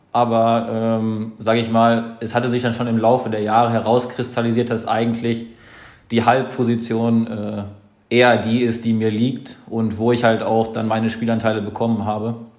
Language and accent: German; Lage, North Rhine-Westphalia, Germany; also born or lived in Detmold / Lemgo; also geboren in Detmold, das ist aber alles, äh, sage ich mal, im 15 Minuten Umkreis. Äh, und mein Elternhaus ist in Lage